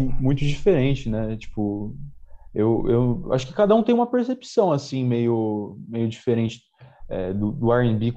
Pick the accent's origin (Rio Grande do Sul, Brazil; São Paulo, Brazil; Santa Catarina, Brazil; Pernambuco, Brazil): São Paulo, Brazil; Jundiaí; eu sou de Jundiaí, né? nasci em São Paulo, mas é, cresci em Jundiaí, moro aqui há